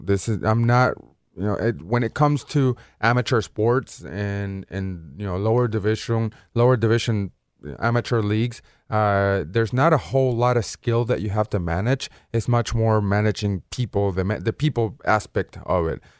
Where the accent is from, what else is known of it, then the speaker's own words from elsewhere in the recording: Caracas, Capital District, Venezuela; moved away as an adult; now in Memphis, United States; I was born in Caracas, Venezuela.